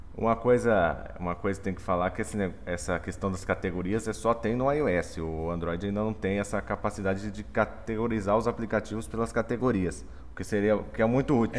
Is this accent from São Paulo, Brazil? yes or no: no; Dourados, Mato Grosso do Sul, Brazil; sou de Dourados, Mato Grosso do Sul